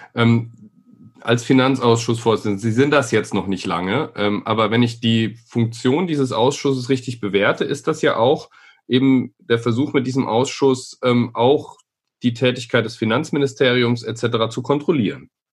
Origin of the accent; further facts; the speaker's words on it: Nuremberg, Bavaria, Germany; Wir sind beide in Nürnberg geboren